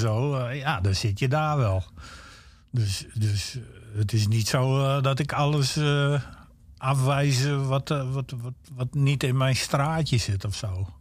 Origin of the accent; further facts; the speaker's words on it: Friesland, Netherlands; accent: Stadsfries; also born or lived in Groningen; ik ben opgegroeid in Friesland